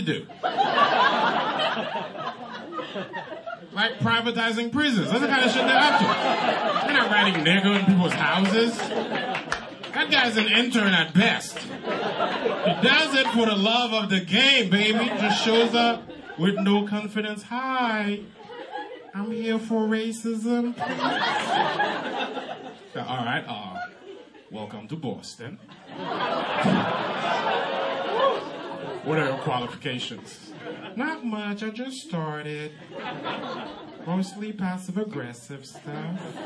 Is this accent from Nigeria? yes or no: no; Haiti; first language Haitian Creole; English is a second language; now in United States; I'm from Haiti. I'm Haitian.